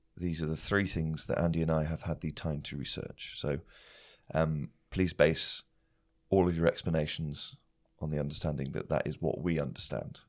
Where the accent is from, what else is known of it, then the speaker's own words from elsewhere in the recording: Shropshire, West Midlands, United Kingdom; I grew up in Shropshire